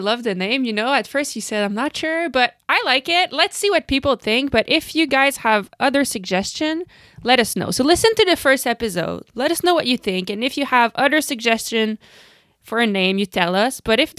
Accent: Canada; So, Lucinda and myself are two professional cyclocross racers. I'm from Canada, she comes from the Netherlands

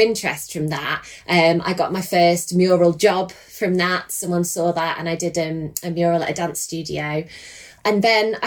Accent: Lancashire, North West England, United Kingdom; moved away as an adult; now in Oakham, United Kingdom; So I come from Lancashire originally, and we moved down to Oakham about 5 years ago

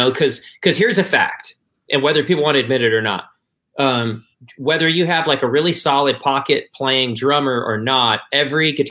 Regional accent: Michigan, United States; I'm from Michigan, so of course, like the Detroit Motown scene was a big deal.

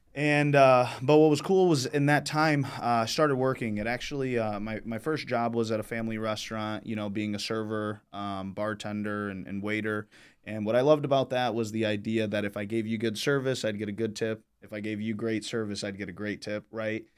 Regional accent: Michigan, United States; I grew up here in Michigan, born and raised

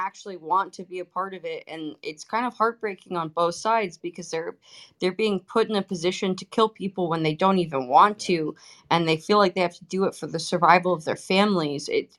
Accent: San Francisco, California, United States; I'm from San Francisco, first gen here.

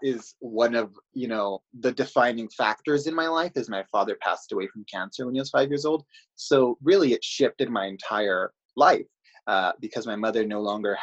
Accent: Greenfield, California, United States; now in Salinas, United States; my story begins actually in a city of Greenfield. That is where my family is from.

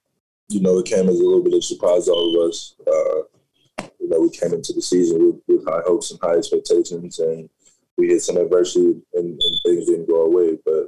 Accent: Cocoa, Florida, United States; born or raised there

